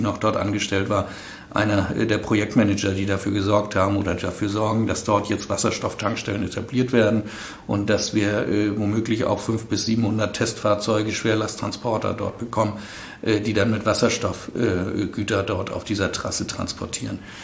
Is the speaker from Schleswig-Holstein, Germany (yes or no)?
yes; Flensburg, Schleswig-Holstein, Germany; in Flensburg, wo ich herkomme